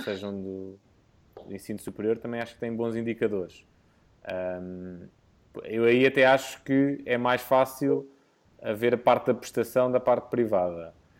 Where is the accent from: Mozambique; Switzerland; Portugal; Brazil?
Portugal; como bom português